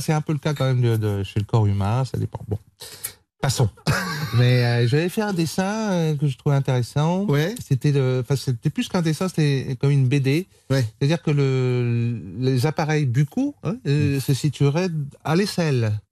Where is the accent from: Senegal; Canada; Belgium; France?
France; Vendée, Pays de la Loire; Je viens de la Vendée